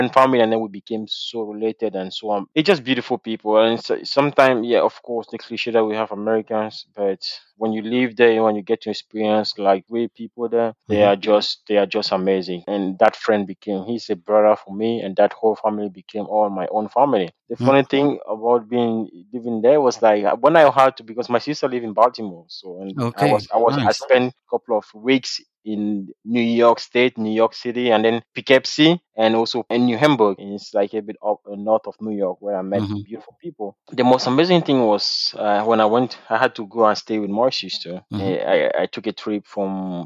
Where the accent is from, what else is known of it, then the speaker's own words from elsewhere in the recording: Douala, Littoral, Cameroon; I'm from Douala